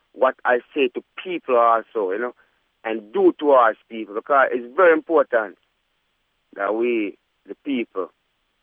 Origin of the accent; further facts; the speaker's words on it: Jamaica; now in United States; I come from Jamaica and the hills. I was born with goats